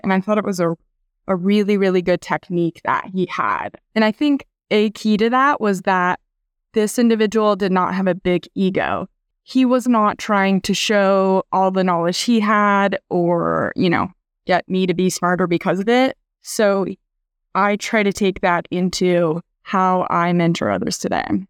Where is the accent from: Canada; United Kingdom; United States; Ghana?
United States; Iowa; moved away as an adult; also born or lived in Kansas City, Missouri; now in San Diego, United States; I grew up in Iowa, went to school there